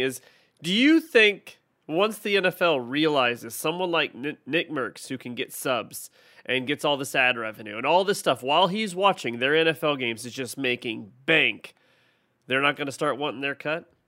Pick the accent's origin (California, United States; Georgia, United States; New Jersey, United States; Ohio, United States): Ohio, United States; now in Texas, United States; I'm from Ohio